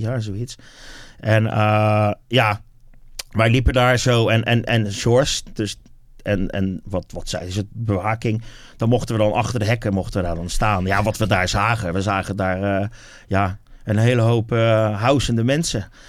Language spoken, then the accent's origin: Dutch; Wateringen, South Holland, Netherlands; Wateringen. Dat is mm. eigenlijk waar ik vandaan kom en waar ik eh, echt helemaal ben opgegroeid